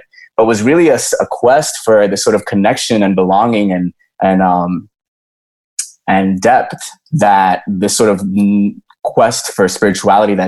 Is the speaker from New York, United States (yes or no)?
yes; New York, United States; also born or lived in Dominican Republic; I was growing up in New York, I was born in the DR, but I was growing up in New York